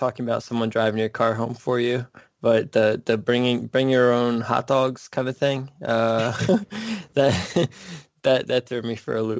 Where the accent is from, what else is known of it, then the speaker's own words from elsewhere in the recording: United States; as an American